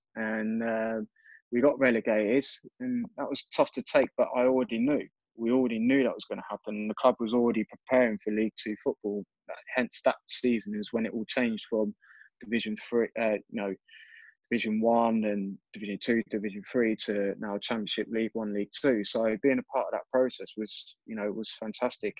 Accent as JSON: {"language": "English", "town": "Reading", "region": "South East England", "country": "United Kingdom", "tie": "born or raised there", "said": "at my hometown club, uh, in front of people that I, you know, went to school"}